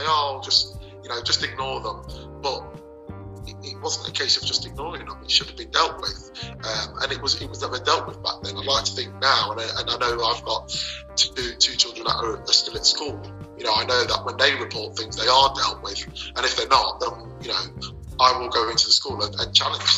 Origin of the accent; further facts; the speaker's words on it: Leicester, East Midlands, United Kingdom; Leicester was great. I can't knock Leicester as it was when I grew up.